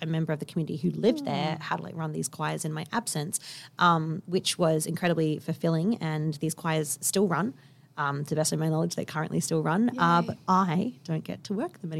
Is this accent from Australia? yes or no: yes; Kalgoorlie, Western Australia, Australia; And I grew up in Kalgoorlie.